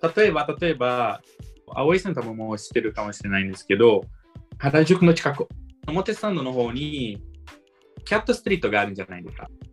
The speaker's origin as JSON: {"language": "Japanese", "country": "Brazil", "second_language": "Japanese", "moved": "yes", "lives_now": "Miyagi, Japan", "said": "僕ブラジル人だから"}